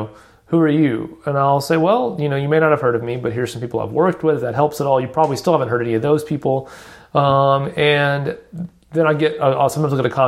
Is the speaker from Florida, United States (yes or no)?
no; Alabama, United States; born there; accent: Southern; I'm Southern. I was born in Alabama. I'm not kidding anybody. I fake not having a Southern accent, but that was my attempt to embrace my roots.